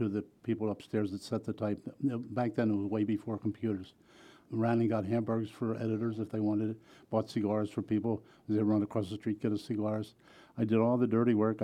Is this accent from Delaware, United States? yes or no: yes; Wilmington, Delaware, United States; I was born and raised in Wilmington